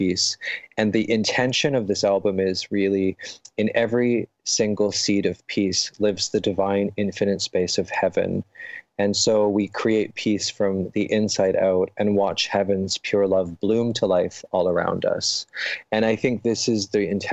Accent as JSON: {"language": "English", "town": "London", "region": "Ontario", "country": "Canada", "tie": "born or raised there", "said": "my hometown in London, Ontario, in Canada"}